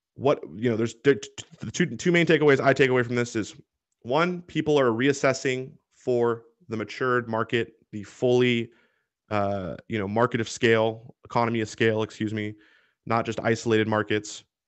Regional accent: Washington, United States; Washington State, my home state

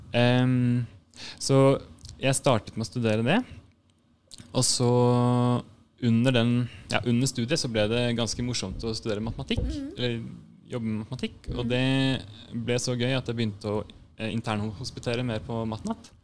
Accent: Drammen, Buskerud, Norway; moved away; also born or lived in Bergen / Lillehammer / Rælingen; Så jeg er fra Drammen

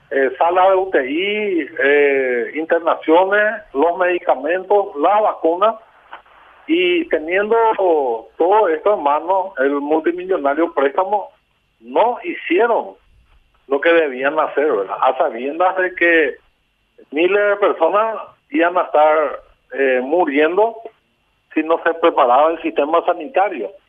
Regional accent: Paraguay; also born or lived in Ciudad del Este; víctimas que somos todos los paraguayos

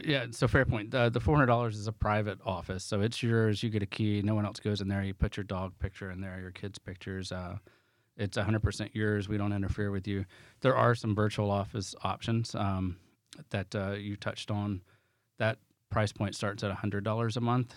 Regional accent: the South, United States; I'm from the South

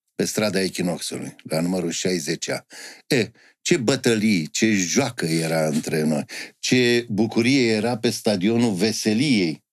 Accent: Bucharest, Romania; Am crescut în Ferentari, român în Ferentari

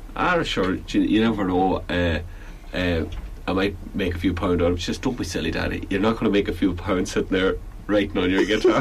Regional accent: Belfast, Northern Ireland, United Kingdom; moved away as an adult; now in Galway, Ireland; I'm from Belfast originally, and uh, I moved down to Galway

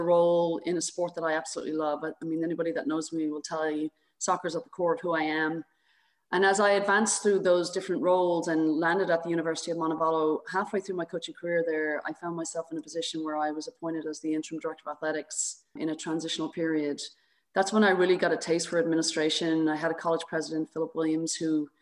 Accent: Dublin, Leinster, Ireland; moved away as an adult; also born or lived in South Carolina; now in United States; I grew up in Dublin, Ireland.

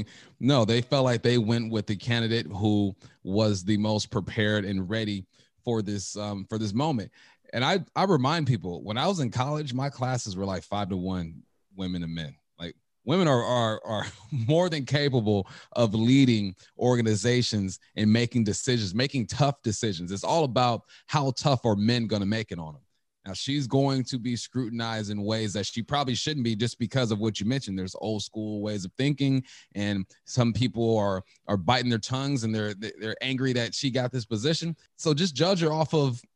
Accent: California, United States; now in Washington, United States; I'm from California

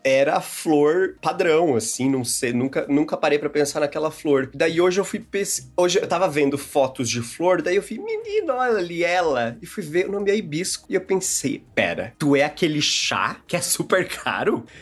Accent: Brazil; moved away; lá em Sara, minha cidade natal

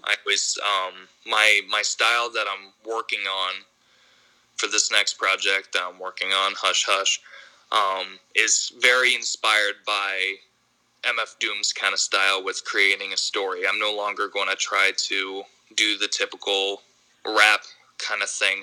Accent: Ithaca, New York, United States; now in Royersford, United States; I grew up in Ithaca, New York. I, I live in uh, PA now.

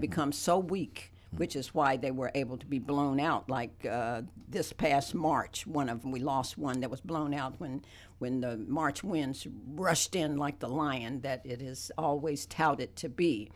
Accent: West Virginia, United States; now in Athens, United States; I grew up in West by God, Virginia

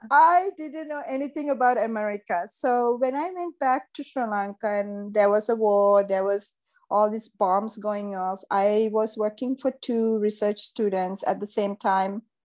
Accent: Seychelles; now in Los Angeles, United States; Because growing up in Seychelles was fantastic.

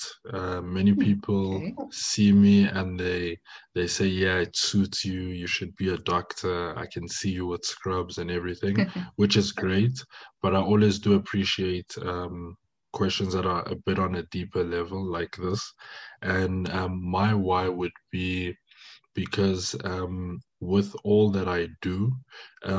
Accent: Johannesburg, Gauteng, South Africa; first language French; English is a second language; I'm born and raised in South Africa, Johannesburg, but my origin hails from DRC, Congo

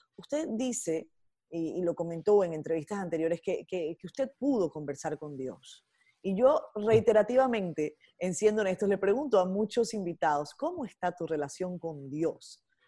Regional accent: Venezuela; como venezolana

